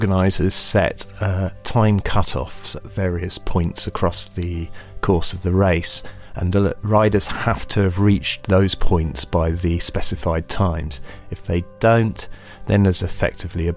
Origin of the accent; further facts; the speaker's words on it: United Kingdom; I'm British.